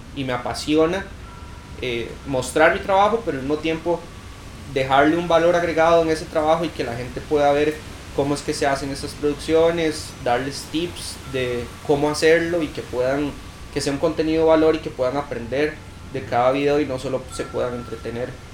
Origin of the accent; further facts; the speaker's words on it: Cartago, Costa Rica; yo soy de Cartago. Ahí empecé a patinar